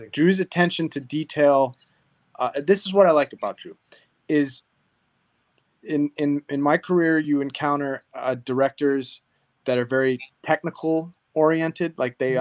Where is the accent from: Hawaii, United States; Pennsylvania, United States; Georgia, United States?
Hawaii, United States; now in Southern California, United States; I am from Hawaii